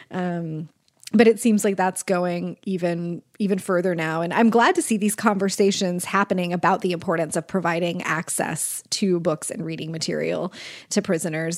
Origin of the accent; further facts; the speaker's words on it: Kansas, United States; I'm from Kansas